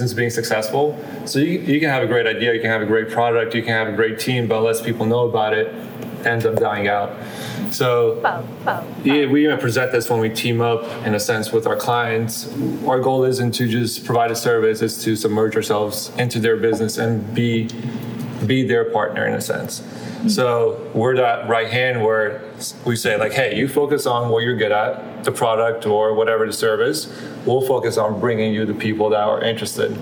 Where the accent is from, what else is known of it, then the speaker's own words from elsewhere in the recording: Jacksonville, Florida, United States; moved away as an adult; also born or lived in Clearwater, Florida; now in Tampa, United States; I grew up in Jacksonville